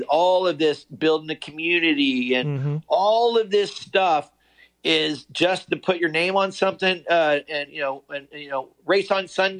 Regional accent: Connellsville, Pennsylvania, United States; I was a hillbilly from Connellsville, Pennsylvania

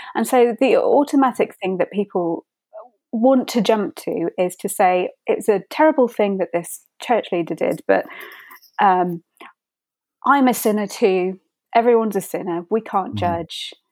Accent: United Kingdom; I'm from Britain

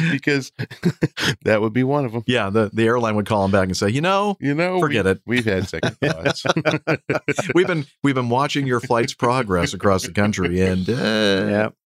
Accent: Australia; accent: Australian; nor I suspect could they understand my Australian accent.

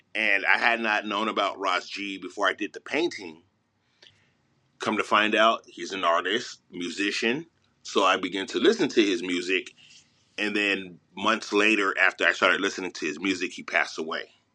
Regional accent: Los Angeles, California, United States; I'm from Mid City, Los Angeles, and I'm a painter

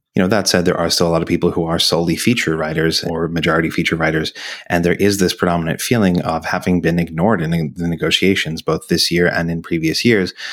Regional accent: Australia; moved away; my home country

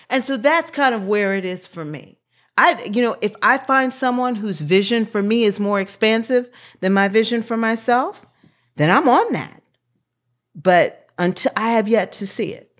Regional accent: Washington, District of Columbia, United States; I grew up in Washington, D C at thirteenth and Park Road in the eighties

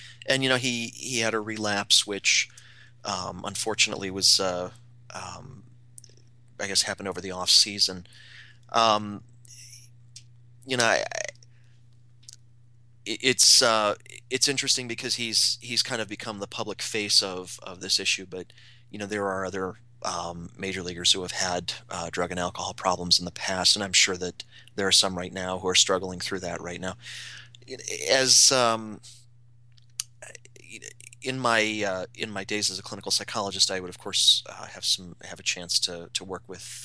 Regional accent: Cleveland, Ohio, United States; now in Atlanta, United States; I grew up in Cleveland. I live in Atlanta.

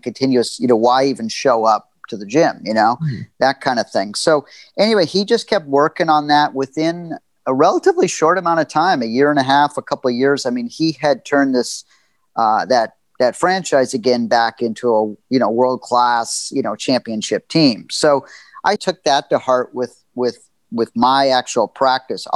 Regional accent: Los Angeles, California, United States; I grew up in Los Angeles

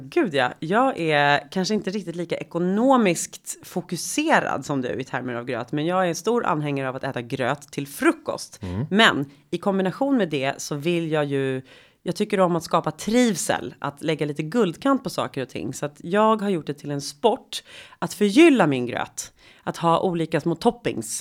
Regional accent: Sweden; jag växte upp i medelklassförort i Sverige på 80-talet.

